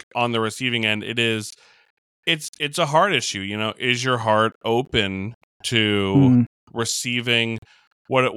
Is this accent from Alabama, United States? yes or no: no; New York, United States; I'm from New York.